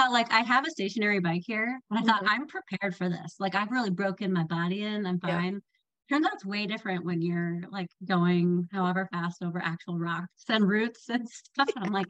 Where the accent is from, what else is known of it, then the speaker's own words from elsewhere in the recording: Dallas, Texas, United States; also born or lived in Chicago; now in Salt Lake City, United States; So I grew up in Dallas and then lived for about 12 years in Chicago. And so just spent most of my life in very flat places.